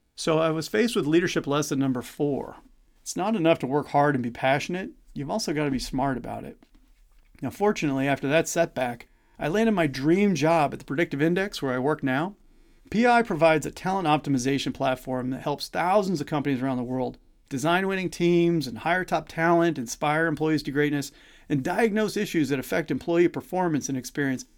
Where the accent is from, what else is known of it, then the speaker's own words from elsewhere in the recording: Missouri, United States; I grew up in Missouri, which is why you might detect a slight accent from time to time.